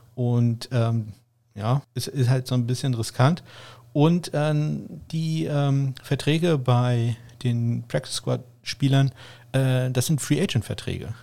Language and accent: German; Northern Germany, Germany; zumindest ich als Norddeutscher